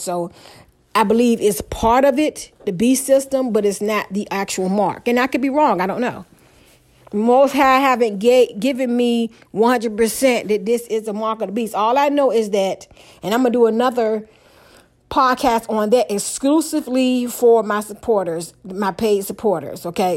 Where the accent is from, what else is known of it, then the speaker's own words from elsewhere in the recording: Hampton Roads, Virginia, United States; I'm from Hampton Roads